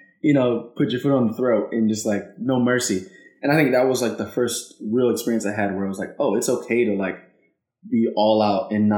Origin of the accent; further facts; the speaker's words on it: Salem, Oregon, United States; moved away as an adult; now in Oakland, United States; I grew up in Salem, Oregon